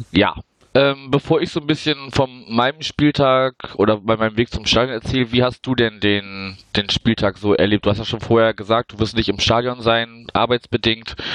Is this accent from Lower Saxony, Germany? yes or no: no; Wuppertal, North Rhine-Westphalia, Germany; ich habe ja äh, die Tage vorher schon in meiner Heimatstadt Wuppertal verbracht